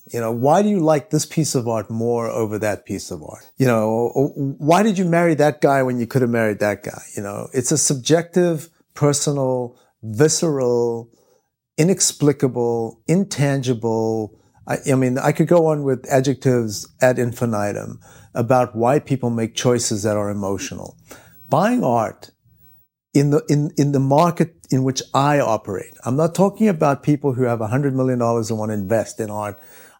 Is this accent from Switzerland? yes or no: yes; Switzerland; Or, you know, when we were in New York, I'm from Switzerland, and when I was in New York and I met Daniel